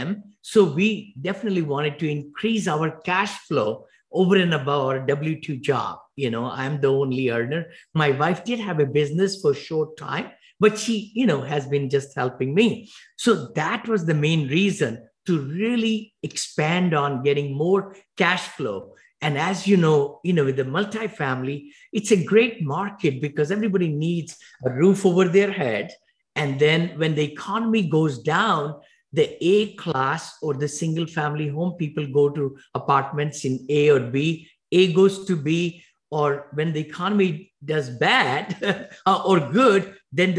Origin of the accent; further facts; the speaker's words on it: India; moved away as an adult; now in Danville, United States; I came from India with $7 in my pocket